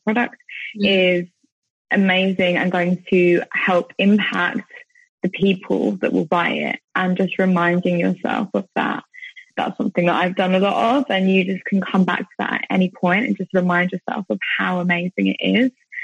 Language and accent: English; United Kingdom; moved away as an adult; also born or lived in Thailand; being back home, and especially I'm in my hometown at the moment